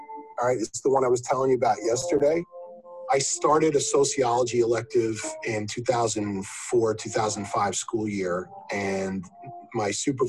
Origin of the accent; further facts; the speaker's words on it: New York City, New York, United States; I grew up in Rosedale